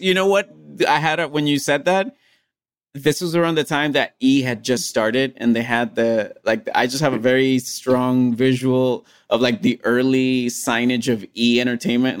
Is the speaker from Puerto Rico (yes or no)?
yes; Puerto Rico; English is a second language; the anime that I grew up watching in Puerto Rico